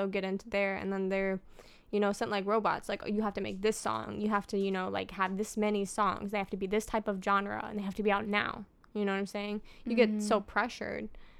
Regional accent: United States; I'm white. I'm American. I'm a female.

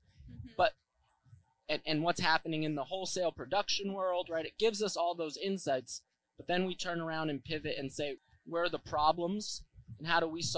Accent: Worcester, Massachusetts, United States; I grew up in Worcester

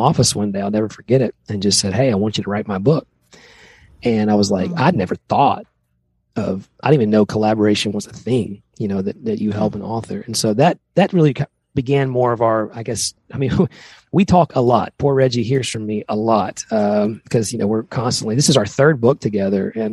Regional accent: Tennessee, United States; we grew up both in Tennessee

